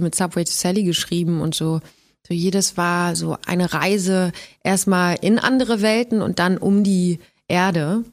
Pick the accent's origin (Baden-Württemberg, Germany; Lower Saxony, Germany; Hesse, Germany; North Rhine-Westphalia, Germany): Lower Saxony, Germany; Gifhorn; moved away; in Gifhorn bin, in meiner alten Heimat